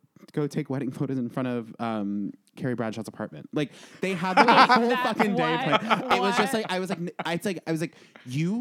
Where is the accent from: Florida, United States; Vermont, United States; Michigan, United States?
Vermont, United States; born or raised there; also born or lived in Cranston, Rhode Island